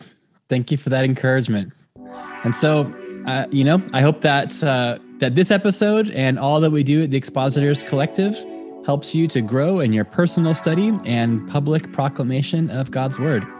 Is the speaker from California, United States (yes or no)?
yes; Southern California, United States; also born or lived in South of Ireland; now in Ireland; Yeah, I'm originally from Southern California